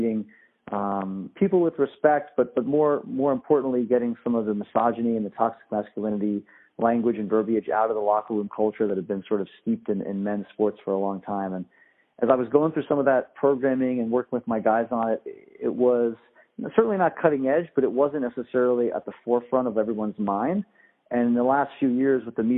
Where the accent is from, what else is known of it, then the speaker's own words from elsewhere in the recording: Northeast, United States; I'm from the Northeast, so I'm kind of back home